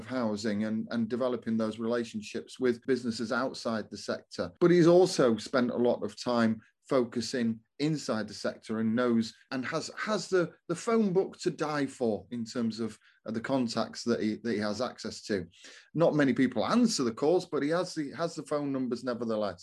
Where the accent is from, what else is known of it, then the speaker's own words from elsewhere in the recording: Doncaster, Yorkshire and the Humber, United Kingdom; my hometown of Doncaster